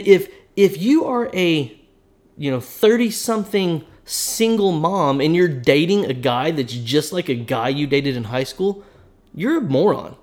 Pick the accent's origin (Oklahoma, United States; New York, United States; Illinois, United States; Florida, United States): Oklahoma, United States; I'm from Oklahoma, and we live in Oklahoma